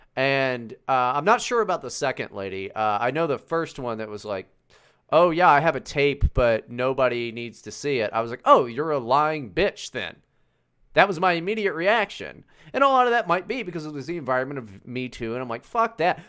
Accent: West Virginia, United States; moved away; growing up in West Virginia.

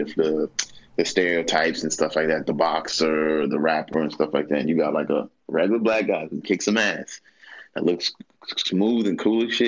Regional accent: New York, United States; I'm from New York.

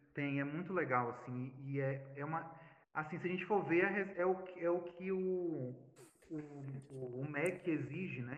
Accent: Bahia, Brazil; moved away; also born or lived in São Gabriel da Cachoeira; meu papel como baiano, como nordestino

